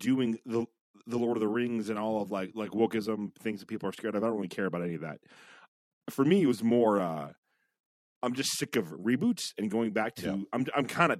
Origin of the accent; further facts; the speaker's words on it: United Kingdom; And I'm British, so you know that I am emotionally distant.